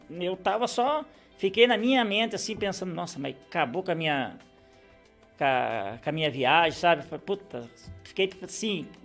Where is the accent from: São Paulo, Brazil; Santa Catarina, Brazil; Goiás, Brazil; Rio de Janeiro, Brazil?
São Paulo, Brazil; Rio Claro; Que eu sou de Rio Claro.